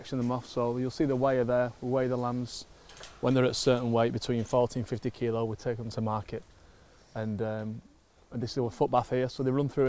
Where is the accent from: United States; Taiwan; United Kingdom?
United Kingdom; Oldham, North West England; moved away; I grew up in a town, well, an area of Oldham called Durka